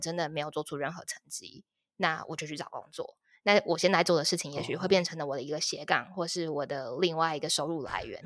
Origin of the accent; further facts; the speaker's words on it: Taipei, Taiwan; moved away as an adult; now in Tainan, Taiwan; 我是台北人，然后我之前在台北的时候，我一直都是在软体业当 H R。然后后来目前是因为家庭的关系，所以说就是我跟，呃，家人一起搬到台南